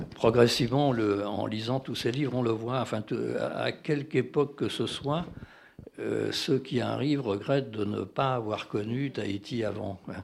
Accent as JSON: {"language": "French", "country": "France", "said": "je suis français"}